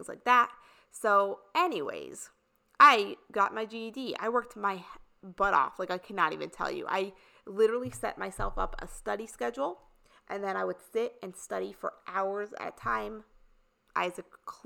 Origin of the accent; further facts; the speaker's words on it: New York, United States; also born or lived in Indiana; I lived in the suburbs in New York this whole time growing up in New York